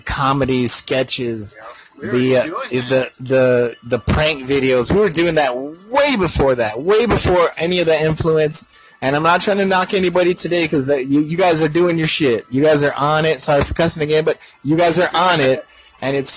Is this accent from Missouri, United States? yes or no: no; Tucson, Arizona, United States; my hometown, Tucson